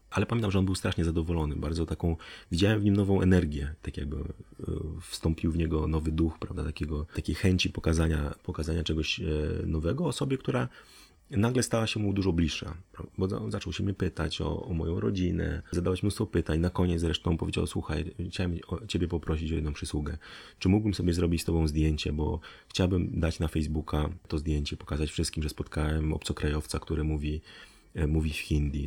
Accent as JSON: {"language": "Polish", "country": "Poland", "said": "z Polski"}